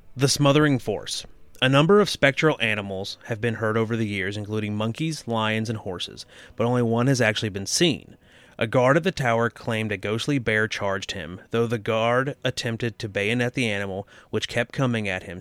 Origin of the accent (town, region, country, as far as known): the South, United States